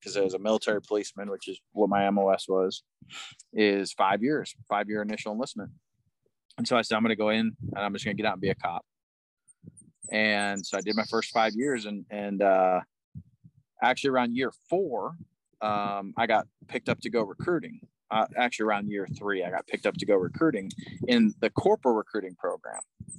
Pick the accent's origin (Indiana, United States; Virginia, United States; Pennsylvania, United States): Indiana, United States; Indianapolis; moved away as an adult; And I finished growing up in Indianapolis, the northeast side of Indianapolis. And then when I was 18, I graduated high school and I went in the Army and I've been gone ever since, really.